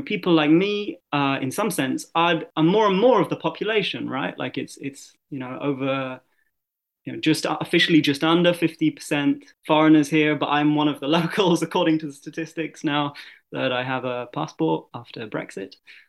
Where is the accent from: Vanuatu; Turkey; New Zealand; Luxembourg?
Luxembourg; this other part of me that was growing up in Luxembourg in this bubble, or these combination of bubbles, experiencing all of these different nationalities and languages